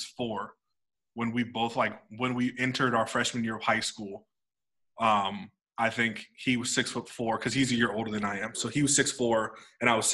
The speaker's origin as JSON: {"language": "English", "region": "Northern California", "country": "United States", "said": "I'm from Northern California"}